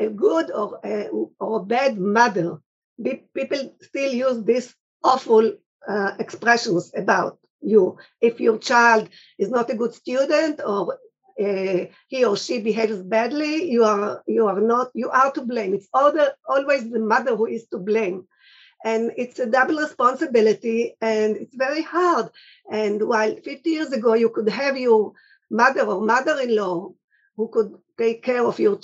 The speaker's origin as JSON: {"language": "English", "country": "Israel"}